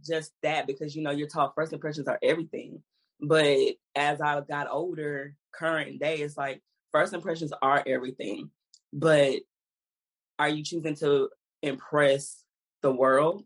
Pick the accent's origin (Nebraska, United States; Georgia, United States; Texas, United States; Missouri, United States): Texas, United States; Houston; I was from Houston